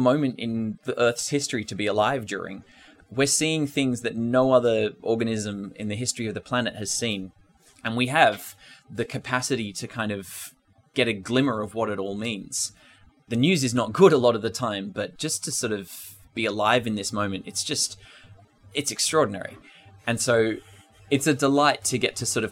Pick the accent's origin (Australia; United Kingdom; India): Australia; Ngunnawal country, Australian Capital Territory; moved away; I'm from Ngunnawal country in the southeast of Australia